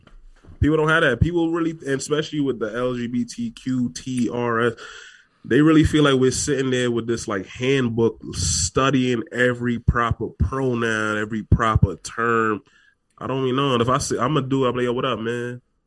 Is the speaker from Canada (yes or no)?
no; Trinidad & Tobago; I'm from Trinidad.